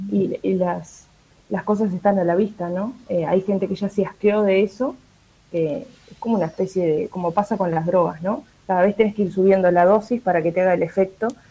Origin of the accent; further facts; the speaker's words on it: Montevideo, Uruguay; como montevideanos